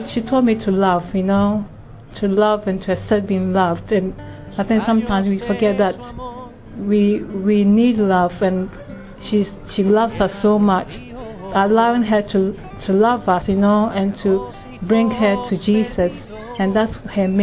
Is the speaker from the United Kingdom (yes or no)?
no; Ghana; moved away; Originally, I'm from Ghana.